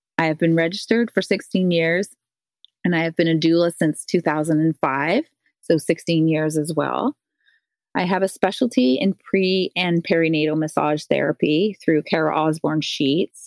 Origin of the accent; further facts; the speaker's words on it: Newfoundland and Labrador, Canada; I'm a Newfoundlander and I am one of seven children.